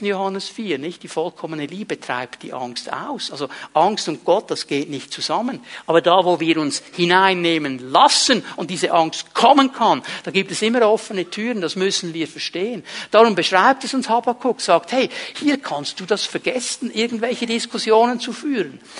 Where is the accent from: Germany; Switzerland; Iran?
Switzerland; auch bei uns in der Schweiz